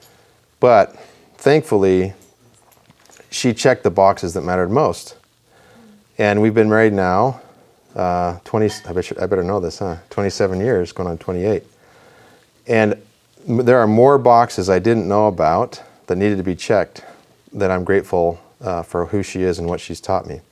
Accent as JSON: {"language": "English", "town": "Rexburg", "region": "Idaho", "country": "United States", "tie": "born or raised there", "said": "I grew up in Idaho. I grew up in Rexburg."}